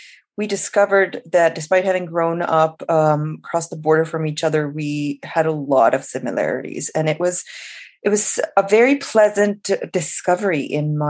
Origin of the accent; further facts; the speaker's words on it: Pakistan; moved away as an adult; now in Canada; I started in Pakistan, I grew up in Pakistan, and I came to Canada in 2011